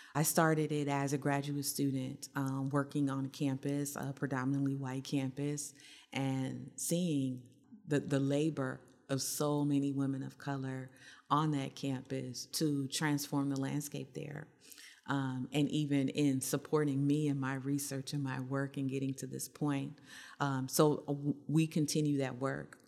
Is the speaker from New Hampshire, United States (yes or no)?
no; Ohio, United States; I'm from Ohio